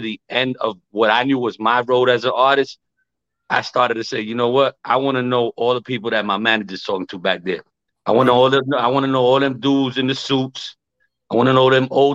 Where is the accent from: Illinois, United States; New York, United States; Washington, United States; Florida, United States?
New York, United States; New York City; I'm born and raised in the Bronx